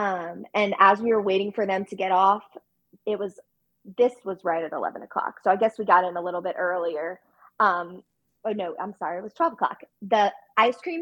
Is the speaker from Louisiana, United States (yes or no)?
yes; New Orleans, Louisiana, United States; now in Baton Rouge, United States; we're from New Orleans area.